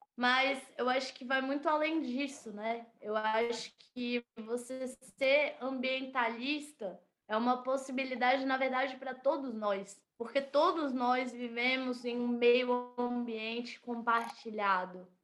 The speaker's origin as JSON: {"language": "Portuguese", "town": "Brasília", "region": "Federal District", "country": "Brazil", "tie": "born or raised there", "said": "Eu vivo e nasci em Brasília."}